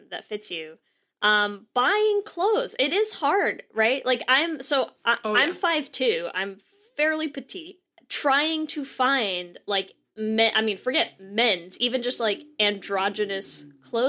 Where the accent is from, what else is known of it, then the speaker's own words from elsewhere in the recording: New England, United States; now in California, United States; I'm from New England originally and out in California now